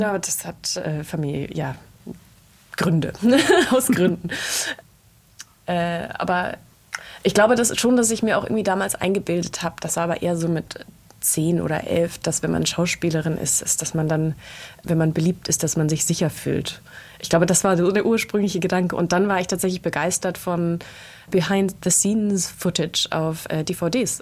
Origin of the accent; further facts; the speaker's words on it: Germany; also born or lived in Berlin / London; wir als Deutsche